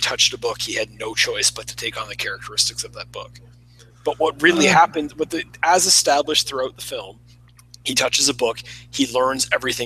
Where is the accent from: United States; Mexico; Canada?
Canada; I'm from Canada